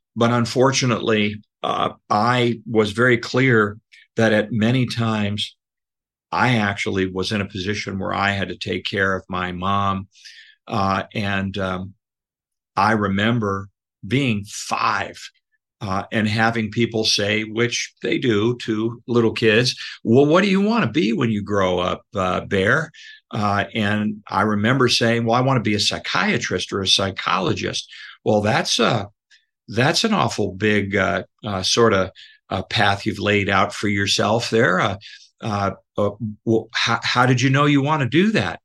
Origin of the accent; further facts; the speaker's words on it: Buffalo, New York, United States; also born or lived in Tonawanda, New York / Williamsville, New York; now in Los Angeles, United States; I'm from Buffalo. And I grew up in Buffalo